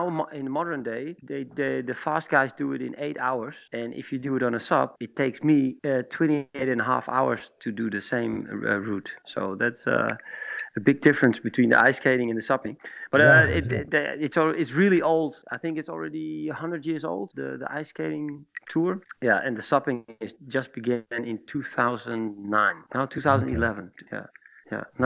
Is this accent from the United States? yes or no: no; Schagen, North Holland, Netherlands; here in Schagen, in my hometown